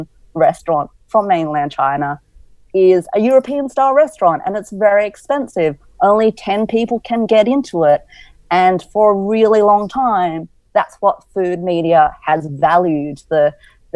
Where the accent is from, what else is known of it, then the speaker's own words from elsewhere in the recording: Cabramatta, New South Wales, Australia; also born or lived in inner west Sydney; So when I grew up in Cabramatta, it was a very, and continues to be, a very multicultural place.